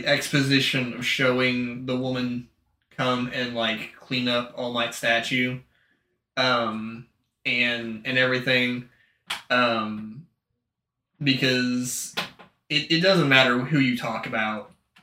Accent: United States; I'm from America

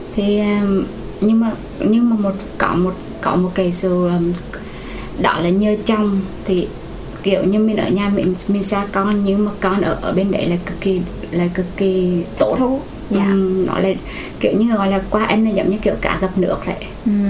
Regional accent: Quảng Trị, Vietnam; moved away as an adult; also born or lived in Hue; now in Ho Chi Minh City, Vietnam; chị người gốc ở Quảng Trị, chị đến ở Sài Gòn khoảng 12 năm rồi

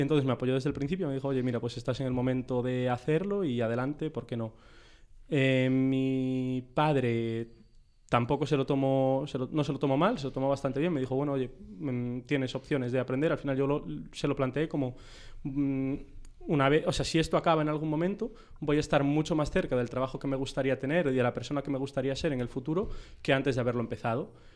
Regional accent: Vigo, Galicia, Spain; moved away as an adult; now in Madrid, Spain; yo de Vigo y nos conocimos al llegar a Madrid

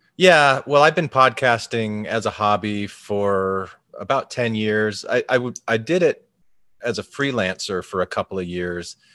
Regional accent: Arizona, United States; growing up in Arizona in a fairly large Mormon community

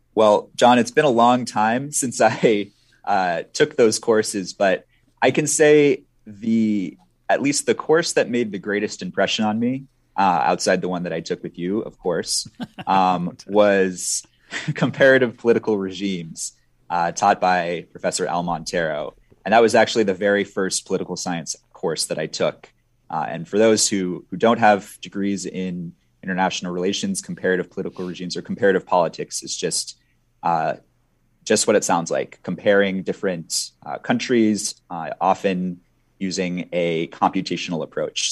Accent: Minnesota, United States; also born or lived in Sweden; I grew up in Minnesota

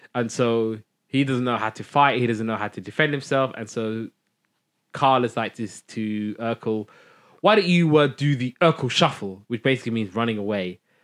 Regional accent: United Kingdom; I'm a Brit

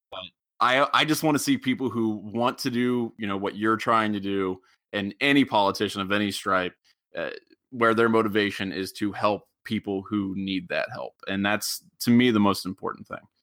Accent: Middletown, Ohio, United States; moved away; I'm from originally from Middletown down near Cincinnati

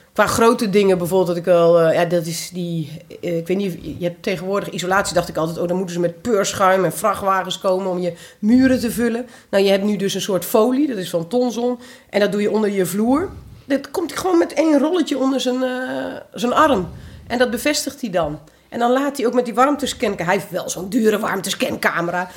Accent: Twente, Overijssel, Netherlands; moved away; also born or lived in Curaçao; ik ben half Antilliaans, half Tukkers. Of nou, in Twente opgegroeid

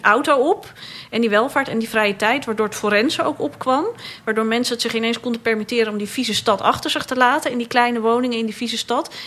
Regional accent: Amsterdam, North Holland, Netherlands; de buurt ook waar ik ben opgegroeid, geboren ben ook

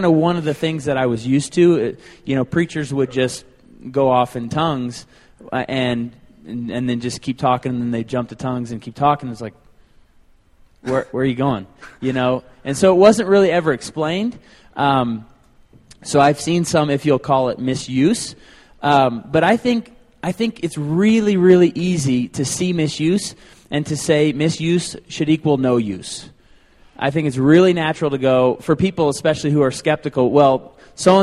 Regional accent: Tulsa, Oklahoma, United States; moved away as an adult; I came from Tulsa, Oklahoma, spent 22 years there

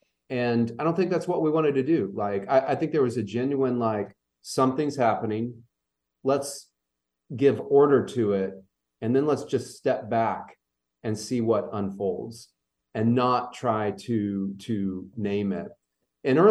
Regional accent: Louisville, Kentucky, United States; also born or lived in Indianapolis, Indiana; now in Central Kentucky, United States; I grew up in Louisville, Kentucky

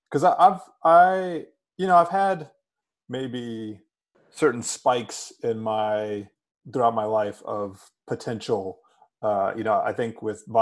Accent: Durham, North Carolina, United States; growing up in Durham

